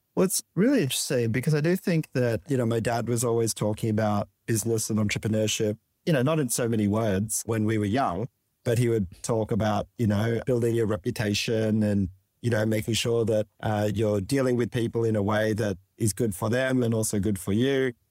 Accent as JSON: {"language": "English", "town": "Sydney", "region": "New South Wales", "country": "Australia", "tie": "born or raised there", "said": "born on the north shore of Sydney and, um, in the quiet suburb of Saint Ives, Chase."}